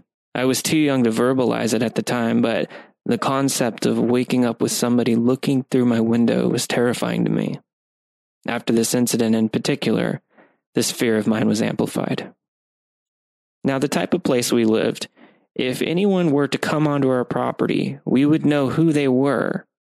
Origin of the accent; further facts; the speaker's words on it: New York City, New York, United States; Now, I grew up in New York City and live there to this day, and I'm not overly afraid of walking around in some of my city's more infamous areas at night